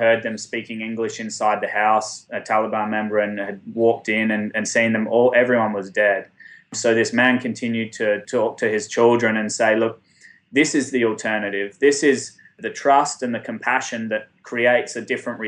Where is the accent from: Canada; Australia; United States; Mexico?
Australia; I'm from Australia.